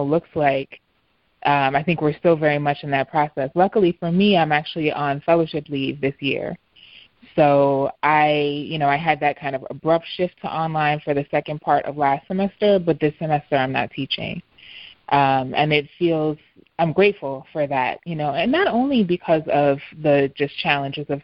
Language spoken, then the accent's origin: English; New York City, New York, United States; moved away as an adult; now in Philadelphia, United States; your birthplace change and even disappear. You know, parts of Harlem have disappeared